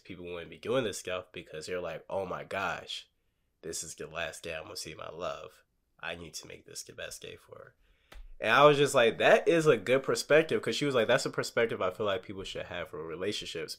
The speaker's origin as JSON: {"language": "English", "region": "Texas", "country": "United States", "said": "I'm from Texas."}